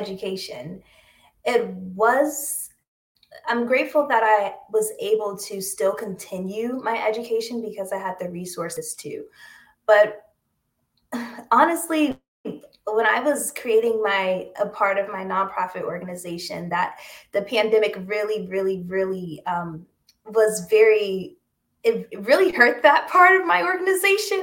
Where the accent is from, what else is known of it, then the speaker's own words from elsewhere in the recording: Washington, District of Columbia, United States; moved away as an adult; also born or lived in Connecticut; now in New York City, United States; I was born and raised in the Washington, D.C. area